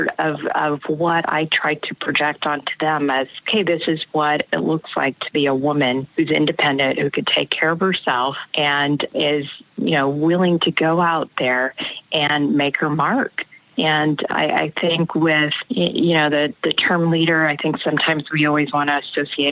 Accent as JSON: {"language": "English", "town": "Los Angeles", "region": "California", "country": "United States", "said": "I came from South Central Los Angeles, the first generation"}